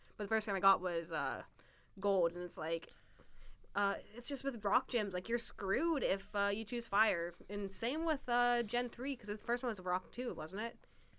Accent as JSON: {"language": "English", "town": "Bentonville", "region": "Arkansas", "country": "United States", "tie": "born or raised there", "moved": "yes", "said": "See, down in good old Bentonville, Arkansas, where I grew up for a portion of time"}